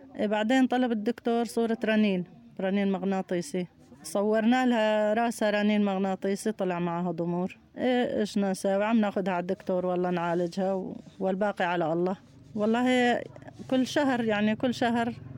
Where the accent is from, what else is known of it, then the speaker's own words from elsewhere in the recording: Aleppo Governorate, Syria; moved away as an adult; كنا عايشين بضيعتنا ببيتنا آه، بضيعتنا بريف حلب الجنوبي البوابية وحاليا نازحين